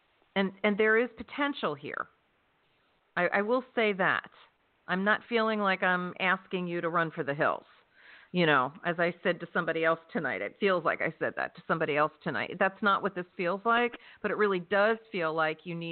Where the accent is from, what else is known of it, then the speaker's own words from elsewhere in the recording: New Jersey, United States; That's where I'm from. I'm from South Jersey.